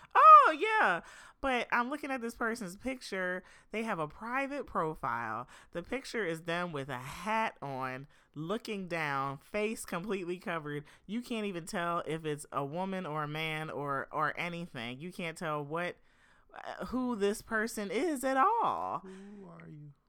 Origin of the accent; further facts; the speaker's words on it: Philadelphia, Pennsylvania, United States; moved away as an adult; now in Los Angeles, United States; I'm from Philadelphia, um, the Philadelphia area